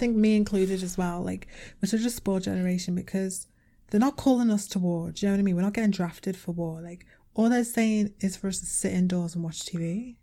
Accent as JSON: {"language": "English", "town": "Liverpool", "region": "North West England", "country": "United Kingdom", "accent": "Liverpool"}